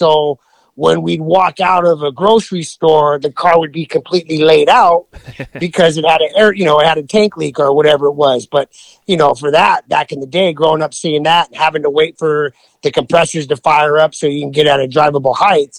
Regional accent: Whittier, California, United States; So I grew up in L.A. County, born and raised in Whittier

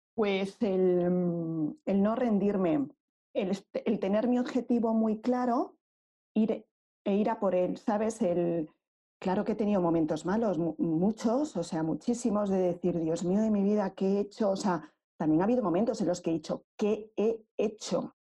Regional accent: Madrid, Community of Madrid, Spain; yo soy de Madrid, aunque mi familia es extremeña

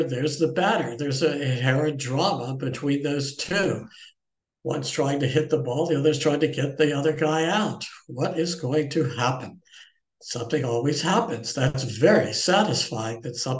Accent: Baltimore, Maryland, United States; moved away; The professional team came to Baltimore in 1954. I was 6 years old. My grandfather lived near the stadium

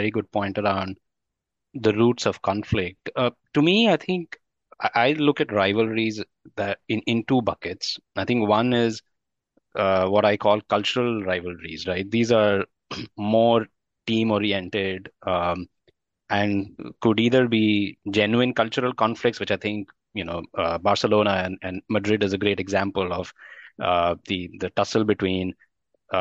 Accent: Delhi, India; as a young boy growing up in Delhi

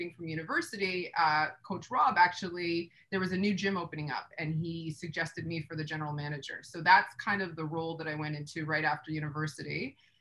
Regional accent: Sudbury, Ontario, Canada; moved away as an adult; also born or lived in Japan; I'm from Sudbury. So Sudbury is a boxing town, and I was introduced to boxing at a young age.

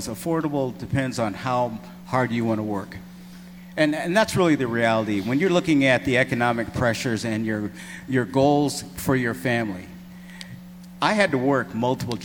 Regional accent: Colorado Springs, Colorado, United States; I grew up in Colorado Springs, and this is my home

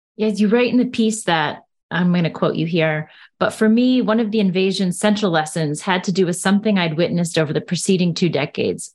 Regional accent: United States; as an American

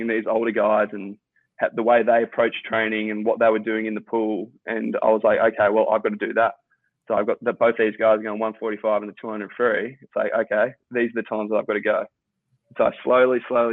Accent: Victoria, Australia; one of the guys that I grew up in Victoria

